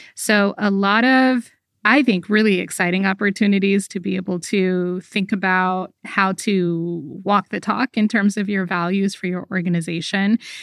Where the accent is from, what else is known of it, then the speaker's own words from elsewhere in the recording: United States; I grew up in America